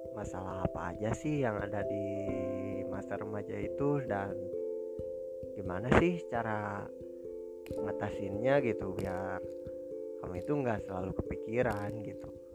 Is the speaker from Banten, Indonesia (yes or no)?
no; Bandung, West Java, Indonesia; Saya berasal dari Bandung, dan saat ini saya lagi pendidikan terakhir di sekolah menengah kejuruan